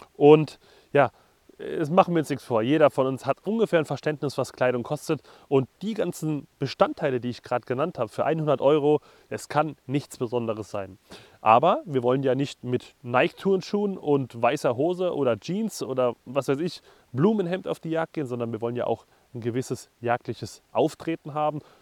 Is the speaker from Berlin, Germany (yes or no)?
no; Hesse, Germany; Ich als Hesse